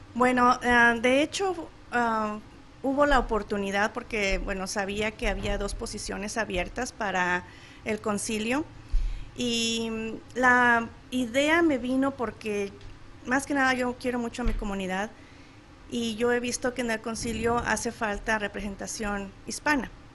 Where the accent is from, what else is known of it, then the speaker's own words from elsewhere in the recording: Guanajuato, Mexico; moved away as an adult; now in Chandler, United States; soy de Guanajuato, Guanajuato, y pues fui a la Universidad de Guanajuato